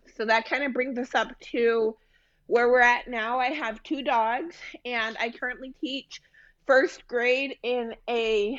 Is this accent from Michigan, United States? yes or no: yes; Ann Arbor, Michigan, United States; moved away as an adult; also born or lived in Andalusia, Spain; now in Austin, United States; I was born and raised in Ann Arbor, Michigan. That's a big part of who I am. It's not just a hometown, it's a way of life.